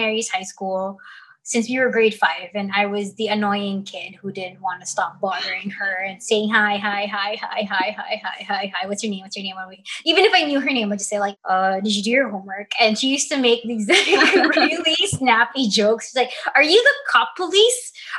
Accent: Dubai, United Arab Emirates; I don't say that I'm from Dubai because there is this misconstrued thing that they're like, oh, you must be super rich

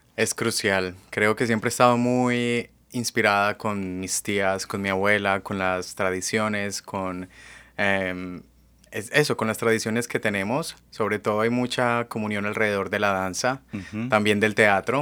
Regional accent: Colombia; first language Spanish; moved away as an adult; now in Seattle, United States; yo nací en Colombia y pasé pues casi toda mi vida allá y hace cinco años que resido aquí en Estados Unidos

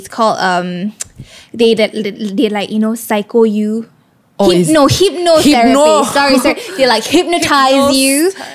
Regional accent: Seremban, Negeri Sembilan, Malaysia; moved away; my hometown is Seremban

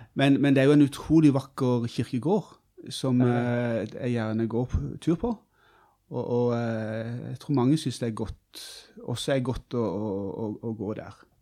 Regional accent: Kristiansand, Agder, Norway; moved away as an adult; also born or lived in Bø i Vesterålen; Jeg er fra Kristiansand og regner meg som bygutt, ja.

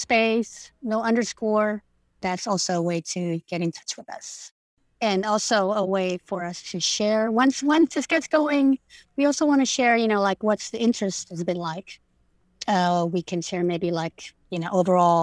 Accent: Indonesia; first language Indonesian; English is a second language; moved away; I grew up in Indonesia

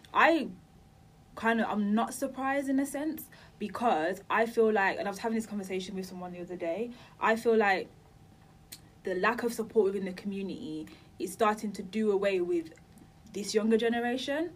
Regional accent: Birmingham, West Midlands, United Kingdom; now in London, United Kingdom; I'm from Birmingham

